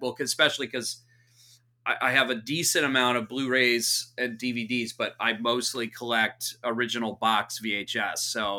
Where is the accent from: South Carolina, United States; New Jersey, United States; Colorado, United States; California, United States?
California, United States; Santa Cruz; also born or lived in Orange County / Los Angeles; I was born in the Bay Area. So part of our, born in Santa Cruz. So we were raised half Santa Cruz, half in Southern California. So in and around Orange County, LA.